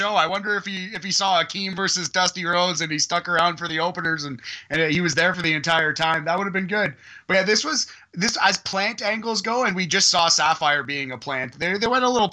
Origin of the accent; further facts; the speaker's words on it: Toronto, Ontario, Canada; I'm from Toronto, I'm Canadian